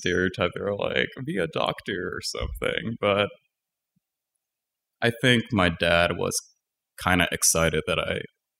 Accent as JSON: {"language": "English", "town": "Setagaya", "region": "Tokyo", "country": "Japan", "tie": "born or raised there", "also_born_or_lived": "Danbury, Connecticut, United States", "said": "Danbury, Connecticut. Okay. And about 8 months into living in the States, I moved back to Japan in the Setagaya region, and I lived in Japan"}